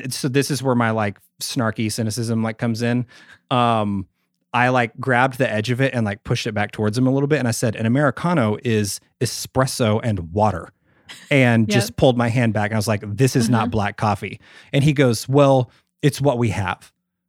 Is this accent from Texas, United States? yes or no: yes; Sherman, Texas, United States; born there; I'm in a really small town in like North Texas where I was born. I was born in Sherman, Texas.